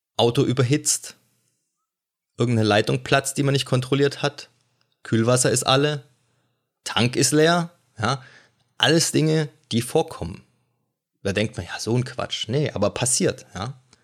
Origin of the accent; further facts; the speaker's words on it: Germany; als Deutscher mit praktisch minimal militärischen Hintergrund